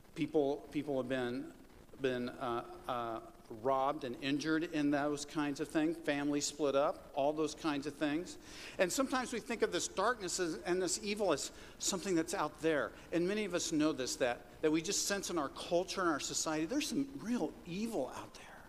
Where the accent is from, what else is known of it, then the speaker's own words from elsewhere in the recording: Kansas, United States; moved away; the farm that I grew up on in Kansas